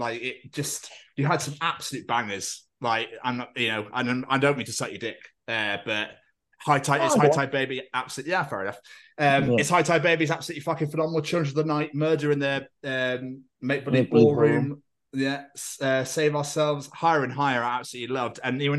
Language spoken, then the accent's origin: English; Cheltenham, South West England, United Kingdom; now in Wales; I grew up in Cheltenham. It's obviously just over the bridge. I now live in your wonderful country.